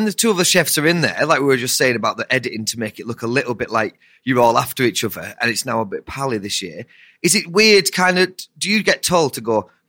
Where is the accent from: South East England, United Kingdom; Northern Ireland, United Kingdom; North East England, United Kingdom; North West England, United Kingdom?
North West England, United Kingdom; Ulverston; now in London, United Kingdom; I'm from Ulverston. I'm from his town.